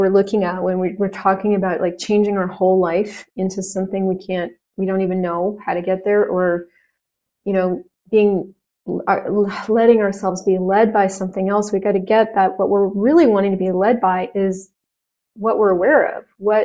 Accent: United States; I'm an American.

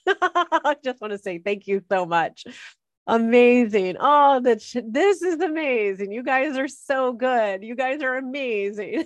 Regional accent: Los Angeles, California, United States; people who are born and raised in Los Angeles and Orange County

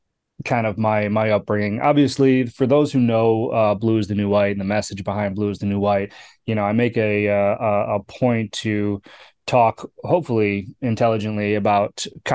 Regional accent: Kenosha, Wisconsin, United States; also born or lived in California; I grew up in Kenosha, Wisconsin, right? So I spent most of my time in the Midwest. I was actually born in California.

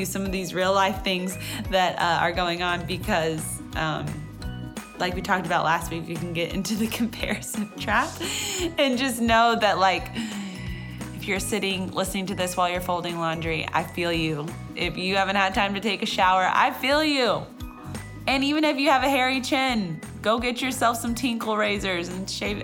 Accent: Texas, United States; I have to say y'all because I'm from Texas

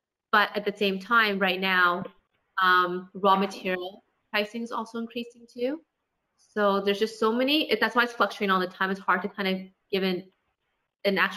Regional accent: Toronto, Ontario, Canada; I'm half Vietnamese and half Chinese, but I was born in Toronto

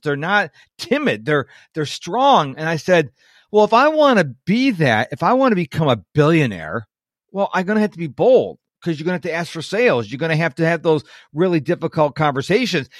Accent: Western New York, United States; I'm from Western New York, so we had the, uh, junior, middle school, we call it junior high

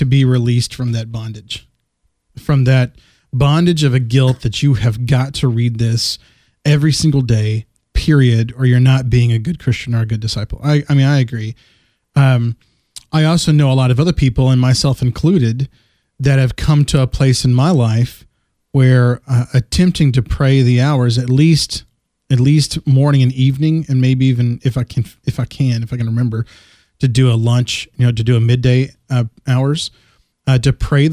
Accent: West Texas, United States; growing up in West Texas

